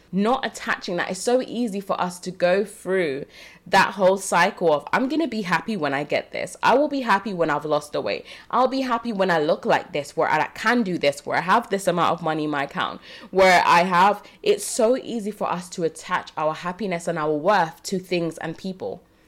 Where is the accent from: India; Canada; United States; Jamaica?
Jamaica; now in United Kingdom; I was born in Jamaica.